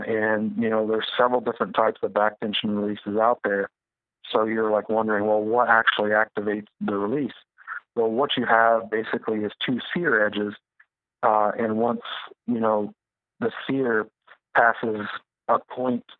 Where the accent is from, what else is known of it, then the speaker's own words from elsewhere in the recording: Midwest, United States; I grew up in the Midwest